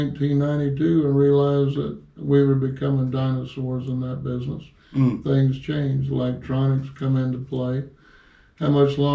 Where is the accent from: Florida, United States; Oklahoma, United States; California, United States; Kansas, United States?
Florida, United States; Tampa; I'm from Tampa, Florida. I was born on Del Mabry when it was a two-lane highway